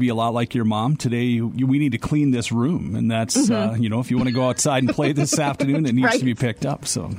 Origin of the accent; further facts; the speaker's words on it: Wood Lake, Minnesota, United States; I went to school or Lakeview, and I grew up in Wood Lake.